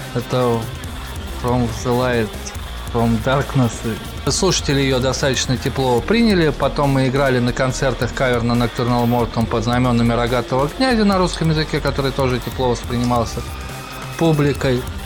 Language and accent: Russian; Russia; мы из России